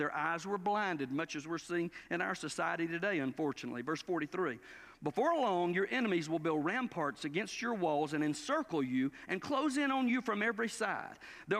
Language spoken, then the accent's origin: English; Cordele, Georgia, United States; moved away; I'm from Cordele, Georgia, the watermelon capital of the world.